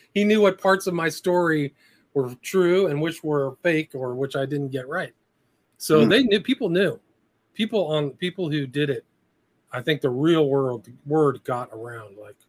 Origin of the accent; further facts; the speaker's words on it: Nebraska, United States; moved away; also born or lived in California; I was born in Nebraska. I have a kind of semi Midwestern sensibility.